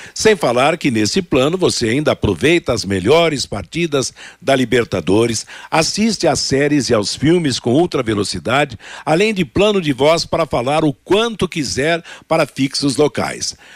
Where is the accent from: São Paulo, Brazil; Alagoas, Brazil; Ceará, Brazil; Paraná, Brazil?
Paraná, Brazil; Arapongas; Arapongas, que é a minha cidade natal